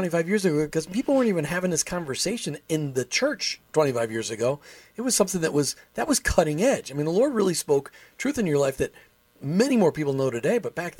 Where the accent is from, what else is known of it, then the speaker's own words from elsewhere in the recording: Minneapolis–Saint Paul, Minnesota, United States; as I was growing up in the Twin Cities.